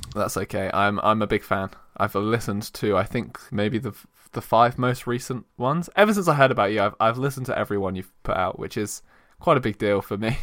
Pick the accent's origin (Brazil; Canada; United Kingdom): United Kingdom; We're very British